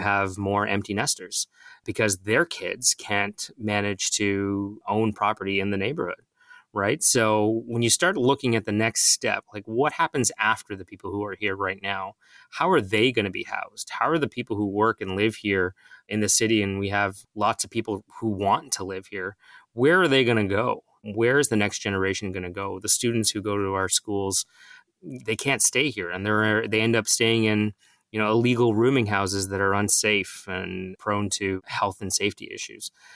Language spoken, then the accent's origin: English; Mississauga, Ontario, Canada; I grew up in Mississauga. My parents still live here